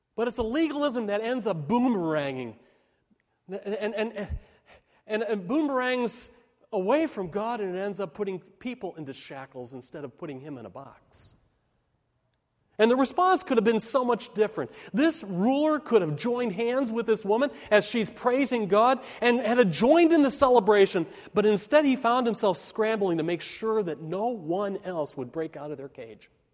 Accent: Park Ridge, Illinois, United States; When I was a kid growing up in Park Ridge, Illinois

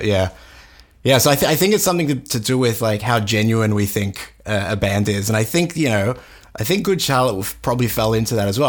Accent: Australia; growing up in Australia at the time when they were big

